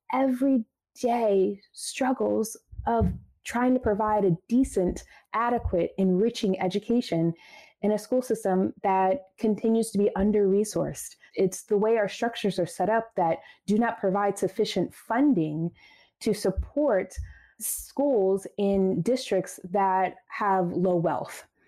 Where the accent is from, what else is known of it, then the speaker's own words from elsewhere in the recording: Baltimore, Maryland, United States; I became a social studies teacher right out of college in my hometown, Baltimore City